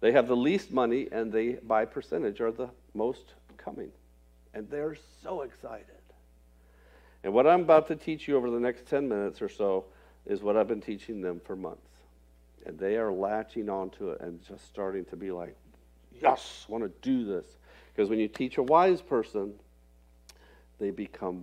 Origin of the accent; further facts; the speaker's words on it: Florida, United States; moved away as an adult; also born or lived in rural Indiana; I grew up in Florida, so it's oranges and grapefruits and all that sort of stuff.